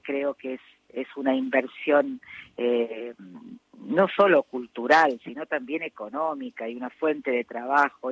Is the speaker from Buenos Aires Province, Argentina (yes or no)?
no; Córdoba, Argentina; now in Buenos Aires, Argentina; Córdoba, que además de ser mi ciudad natal